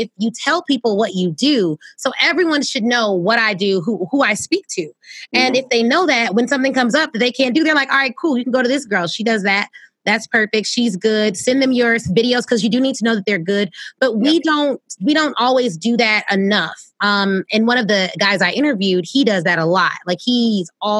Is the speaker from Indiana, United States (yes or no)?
no; Illinois, United States; my hometown